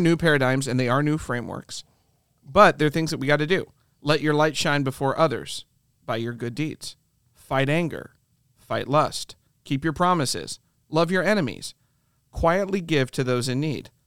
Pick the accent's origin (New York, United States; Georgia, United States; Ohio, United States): Ohio, United States; I grew up in the Midwest, and my wife did too. She grew up in Michigan, I grew up in Ohio